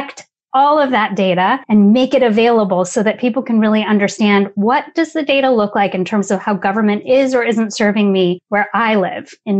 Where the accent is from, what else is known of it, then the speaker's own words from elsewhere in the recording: Oregon, United States; moved away; also born or lived in Washington, D.C.; I am originally from Oregon, moved out to Washington